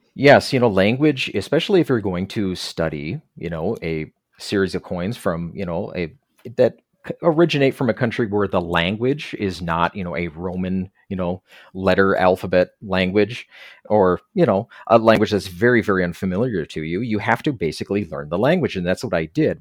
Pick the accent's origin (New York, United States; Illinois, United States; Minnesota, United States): Minnesota, United States; also born or lived in Korea; I'm from Minnesota